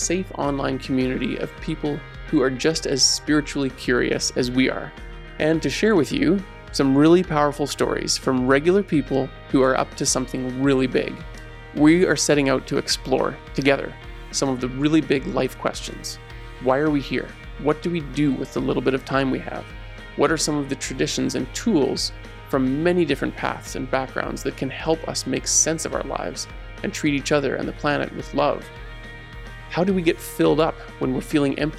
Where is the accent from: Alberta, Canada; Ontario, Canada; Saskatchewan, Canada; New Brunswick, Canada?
Alberta, Canada; Ponoka; I grew up in the United Church in Ponoka